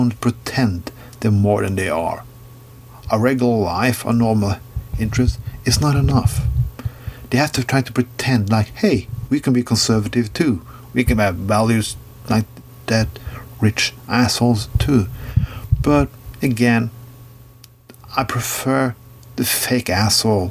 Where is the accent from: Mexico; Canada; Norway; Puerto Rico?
Norway; I'm from Norway